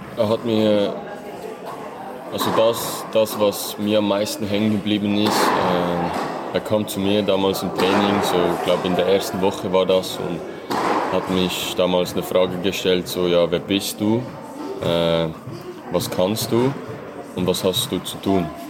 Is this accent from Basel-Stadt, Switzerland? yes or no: no; Möhlin, Aargau, Switzerland; ich war damals beim F C Möhlin. Mhm. Also das ist in meinem, in meinem Dorf, also in meiner Heimat